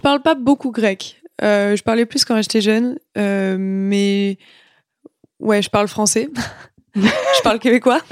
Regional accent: Clermont-Ferrand, Auvergne-Rhône-Alpes, France; moved away as an adult; also born or lived in Lyon; now in Montreal, Canada; j'ai grandi en France et, et euh, j'ai grandi avec la culture française

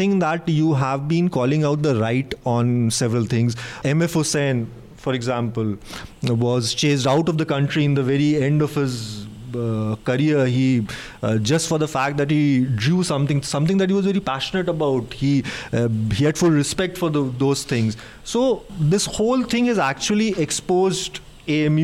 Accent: Allahabad, Uttar Pradesh, India; I come from Allahabad. So in Allahabad, in the old area of the city, we used to have our Hindu friends also

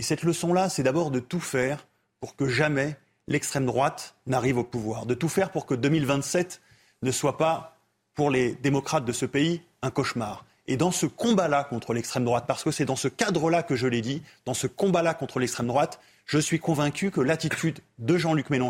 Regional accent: DR Congo; chez nous en Afrique par exemple, en République démocratique du Congo.

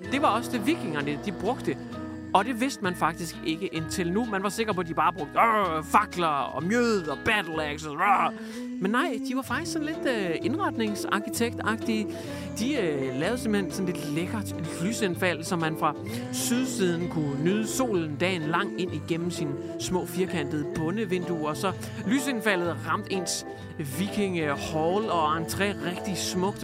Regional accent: Hjørring, North Denmark Region, Denmark; Jeg har levet med det i lang tid i Jøring, hvor jeg kommer fra. Nordegnen

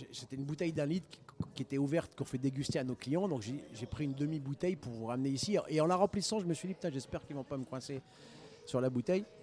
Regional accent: Denain, Hauts-de-France, France; born there; je suis né à Denain, ça fait pas rêver. hein et de parents italiens et de passeports italiens, de nationalité italienne.

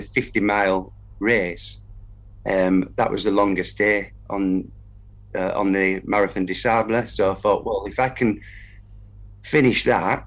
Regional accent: Kendal, North West England, United Kingdom; also born or lived in Peterborough; now in Kendal, United Kingdom; I'm from Kendal

